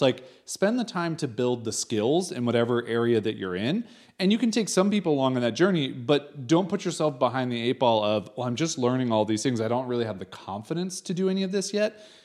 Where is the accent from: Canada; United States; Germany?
United States; moved away as an adult; we are American